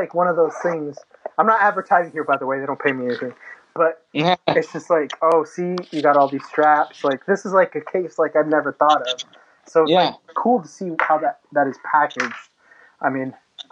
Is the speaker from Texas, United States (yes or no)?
yes; San Antonio, Texas, United States; now in Houston, United States; I'm from San Antonio. I was born in San Antonio.